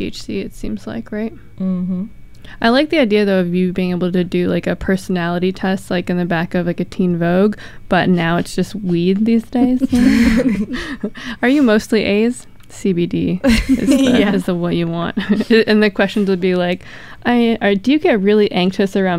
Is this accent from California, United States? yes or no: yes; San Francisco Bay Area, California, United States; I grew up in the Bay Area